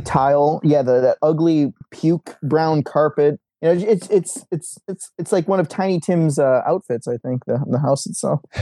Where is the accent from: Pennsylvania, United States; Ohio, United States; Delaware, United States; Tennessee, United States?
Ohio, United States; moved away; I grew up in Ohio